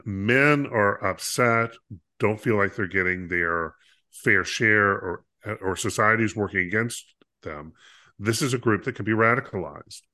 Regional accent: North Carolina, United States; growing up in North Carolina, we had all sorts of types of farms that were available

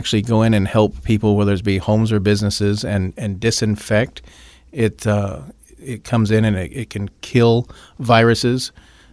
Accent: Elgin, Illinois, United States; moved away as an adult; now in Phoenix, United States; We're from Elgin, Illinois

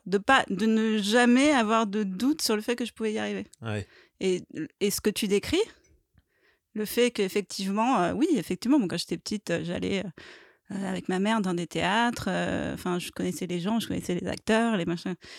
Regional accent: Paris, Île-de-France, France; je suis une vraie parisienne aussi. J'ai toujours dit que je ne quitterais Paris que, que morte

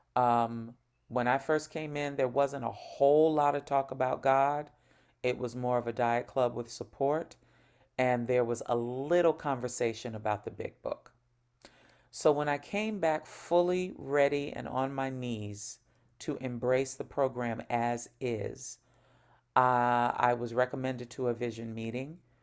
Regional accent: New York, United States; I'm from New York, but right now I'm speaking to you from Northern California, where I have a three-month job assignment

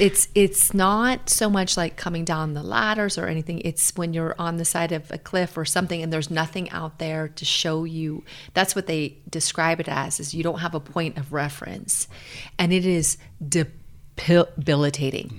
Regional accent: Hawaii, United States; moved away as an adult; now in Denver, United States; I grew up in Hawaii. A lot of people think I'm from Denver. I'm not. I'm from Hawaii.

